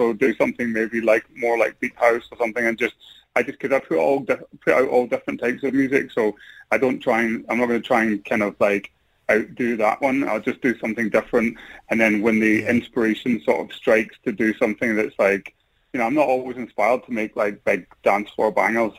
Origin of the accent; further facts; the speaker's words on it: Glasgow, Scotland, United Kingdom; moved away as an adult; now in London, United Kingdom; I'm in London right now. I mean, I'm originally from Glasgow, but like I live in London. I've been in London for the past like 18 years